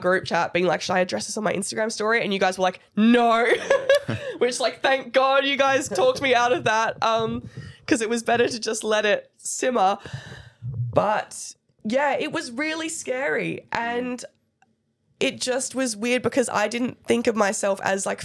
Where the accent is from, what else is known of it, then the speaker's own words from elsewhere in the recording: Perth, Western Australia, Australia; we're from Perth